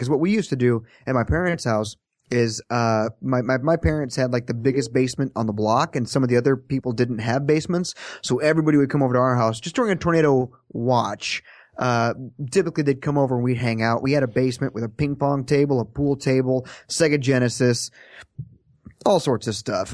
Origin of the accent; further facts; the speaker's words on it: Kansas, United States; moved away; I'm from Kansas. When, when a tornado siren goes off, we step outside under the porch and look around and say, "Where is it?"